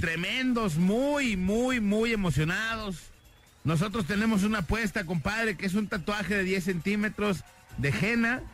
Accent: Guadalajara, Jalisco, Mexico; todos somos jaliscienses, tapatíos

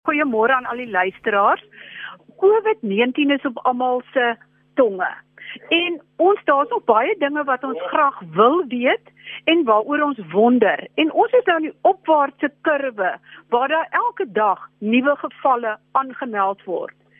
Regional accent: Kirkwood, Eastern Cape, South Africa; moved away; ek sit op Kirkwood, dis my geboortedorp want ek is hier naby my ouers

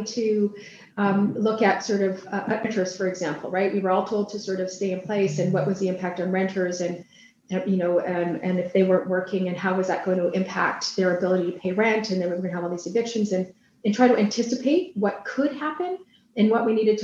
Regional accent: British Columbia, Canada; we as British Columbians

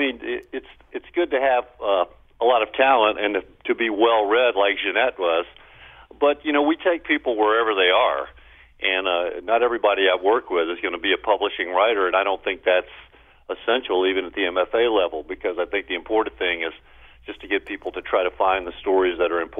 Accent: Baton Rouge, Louisiana, United States; I grew up blue collar in Baton Rouge. My dad worked in a petrochemical factory, and, you know, and I later did too.

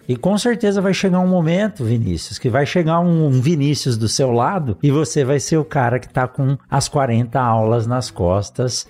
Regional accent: São Paulo, Brazil; moved away as an adult; now in Sinop, Brazil; eu sou de São Paulo

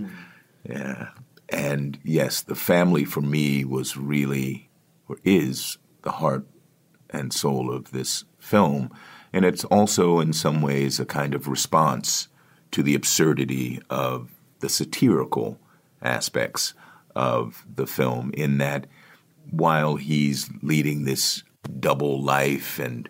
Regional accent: Washington, District of Columbia, United States; Book is set in Washington, D.C., which is my hometown

